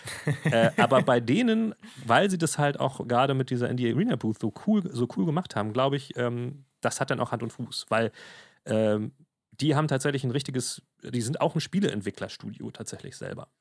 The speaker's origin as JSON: {"language": "German", "country": "Germany", "said": "bei uns in Deutschland"}